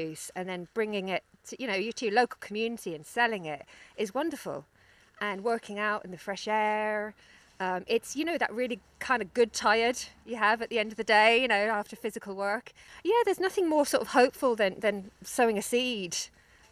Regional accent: London, United Kingdom; moved away as an adult; also born or lived in Mayo; now in Ireland; you can probably tell from my accent that I'm from the city. I'm from London originally

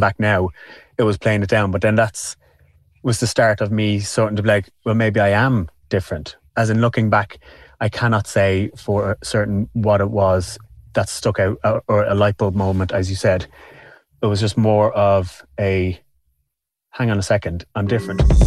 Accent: Dublin, Leinster, Ireland; I'm from Walkinstown. I was born here.

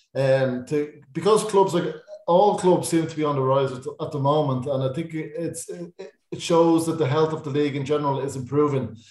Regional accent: Dublin, Leinster, Ireland; I'm from Raheny

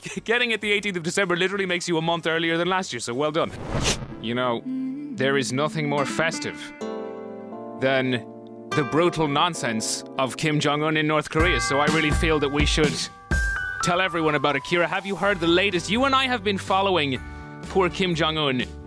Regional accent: Ireland; as Irish people

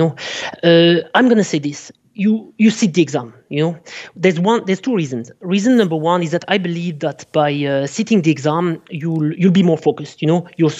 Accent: France; now in Ireland; I'm French, okay.

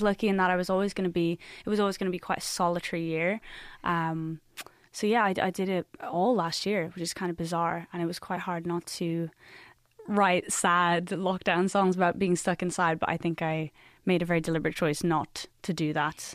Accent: Ireland; as an Irish like artist

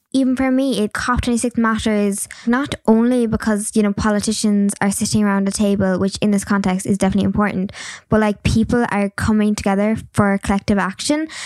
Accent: Cork, Munster, Ireland; I'm from Cork

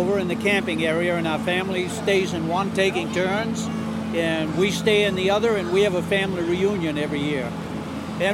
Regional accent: Livermore, Maine, United States; Livermore, Maine, here in Maine.

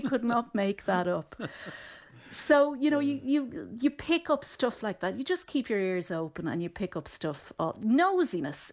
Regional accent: Dublin, Leinster, Ireland; growing up in Dublin and we were convinced we were from Cork

